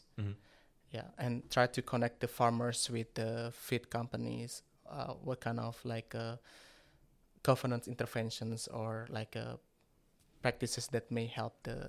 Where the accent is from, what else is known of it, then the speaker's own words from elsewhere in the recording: Java, Indonesia; first language Javanese; English is a second language; That's my national language. My native language is Javanese language.